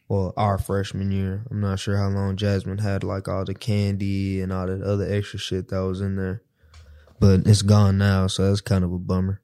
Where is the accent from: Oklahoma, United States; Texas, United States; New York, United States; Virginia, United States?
Texas, United States; Dallas; I'm from Dallas.